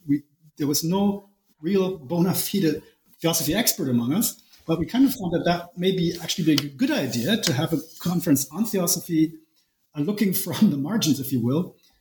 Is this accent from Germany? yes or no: yes; Germany; also born or lived in United States / Japan; I was born in Germany. I'm a German. I've basically almost always lived in Germany, except for longer stints, stays abroad in the US and in Japan.